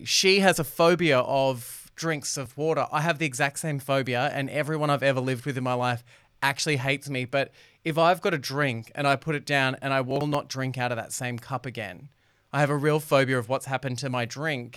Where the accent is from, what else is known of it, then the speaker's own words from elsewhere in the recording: Doncaster, Victoria, Australia; I grew up in Doncaster, Temple